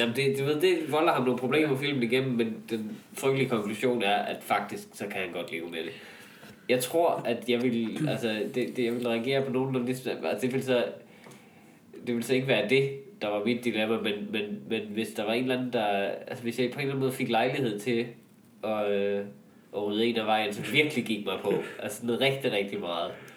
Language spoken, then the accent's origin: Danish; Jutland, Denmark; hvor er vi også to jyder